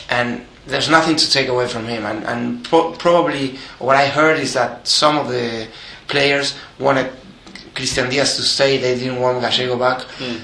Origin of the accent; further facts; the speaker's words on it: Avellaneda, Buenos Aires Province, Argentina; I was born in Avellaneda, in a Racing club supporting family.